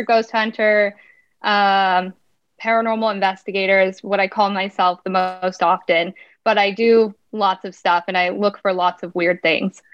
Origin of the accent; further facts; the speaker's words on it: Montana, United States; moved away as an adult; now in Spokane, United States; I'm originally from Montana, but I've been in Spokane, Washington for 11 years